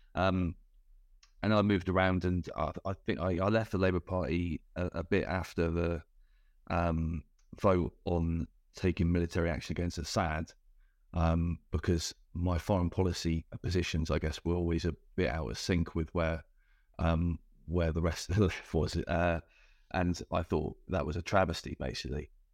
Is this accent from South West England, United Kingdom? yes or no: yes; Cornwall, South West England, United Kingdom; I grew up in Cornwall